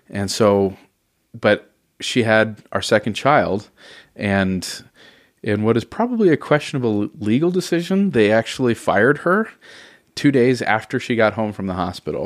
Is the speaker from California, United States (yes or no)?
yes; Oceanside, California, United States; also born or lived in Northridge, Los Angeles, California; we moved down to Oceanside when I was about ten or 11 mm-hmm. and so I kind of call that more my home than Los Angeles